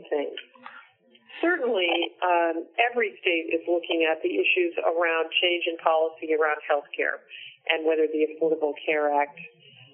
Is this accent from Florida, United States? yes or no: no; Hartford, Connecticut, United States; I was born in Connecticut and spent most of my life there.